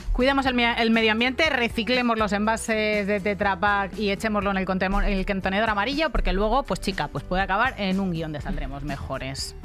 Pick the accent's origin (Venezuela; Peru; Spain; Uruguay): Spain; Almería, Andalusia; yo soy andaluza por elección, o sea, yo eh, soy andaluza porque, porque, quiero, porque me gusta, porque he pasado mi infancia, la infancia más feliz que se puede pasar en Almería.